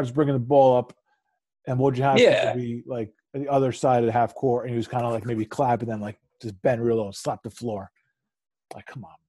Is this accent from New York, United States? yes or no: yes; Poughkeepsie, New York, United States; I grew up in Poughkeepsie.